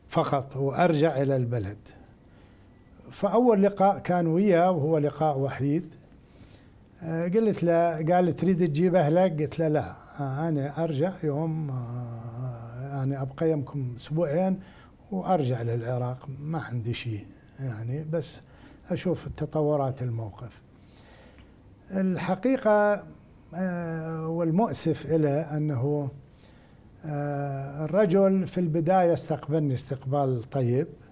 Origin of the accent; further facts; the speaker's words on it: Rawa, Al Anbar, Iraq; مدينتي الى راوه عائلتي هناك